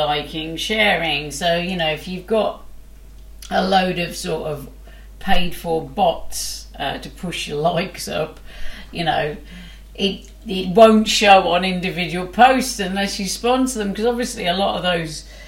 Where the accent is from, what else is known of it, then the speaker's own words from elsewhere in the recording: Wolverhampton, West Midlands, United Kingdom; I'm from Wolverhampton